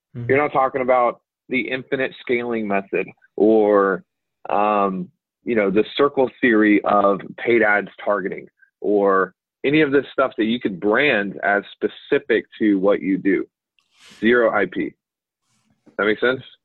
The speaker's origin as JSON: {"language": "English", "country": "United States", "accent": "American", "said": "I guess I do have an accent, but it's not. It's not a cool accent. It's like an American accent."}